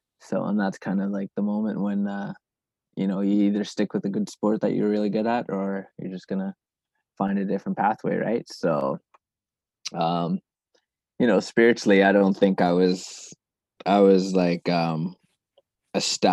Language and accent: English; Canada; also born or lived in Zimbabwe; I grew up mostly in Canada